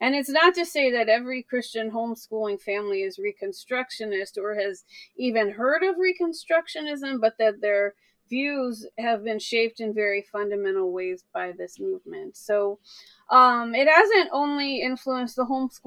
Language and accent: English; the South, United States; I grew up in the South in a very evangelical area